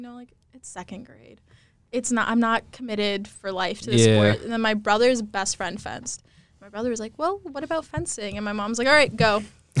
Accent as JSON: {"language": "English", "region": "Texas", "country": "United States", "said": "I'm from Texas"}